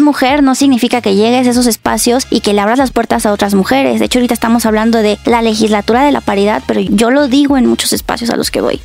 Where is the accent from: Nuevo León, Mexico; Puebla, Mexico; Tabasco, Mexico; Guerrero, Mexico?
Puebla, Mexico; now in Mexico City, Mexico; yo soy de Puebla. Entonces imagínate, cuando creces en una cajita chiquita y cerrada